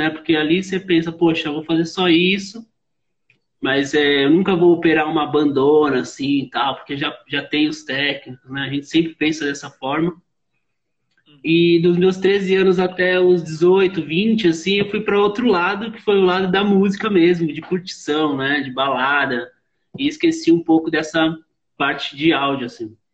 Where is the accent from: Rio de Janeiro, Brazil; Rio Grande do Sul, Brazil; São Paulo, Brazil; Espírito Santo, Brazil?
São Paulo, Brazil; Osasco; Sim, eu sou de Osasco, né? Osasco, São Paulo, né?